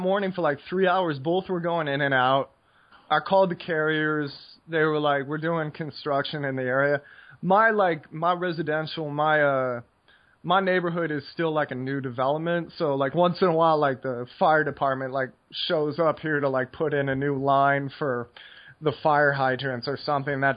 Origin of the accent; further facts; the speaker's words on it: United States; growing up in America